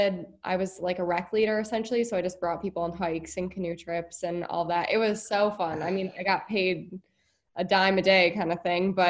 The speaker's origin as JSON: {"language": "English", "town": "New York City", "region": "New York", "country": "United States", "tie": "born or raised there", "said": "I worked at a camp in upstate New York, actually, but I grew up around New York City constantly."}